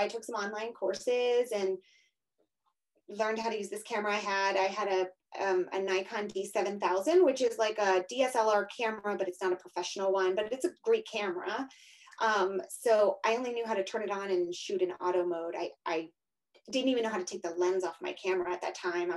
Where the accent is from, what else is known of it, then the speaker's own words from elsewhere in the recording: Pennsylvania, United States; moved away as an adult; also born or lived in New York City / Florida; now in Denver, United States; I'm from Pennsylvania originally